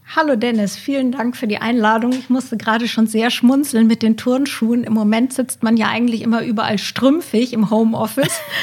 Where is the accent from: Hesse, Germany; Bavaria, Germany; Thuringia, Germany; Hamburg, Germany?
Bavaria, Germany; now in Cologne, Germany; ursprünglich komme ich aus dem schönen Bayern, lebe aber, wie du gerade ja schon angesprochen hast, in Köln